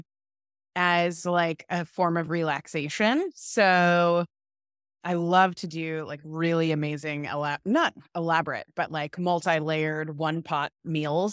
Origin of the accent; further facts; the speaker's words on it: Orlando, Florida, United States; moved away as an adult; also born or lived in Stanford; I grew up in Florida, in Orlando, in a great family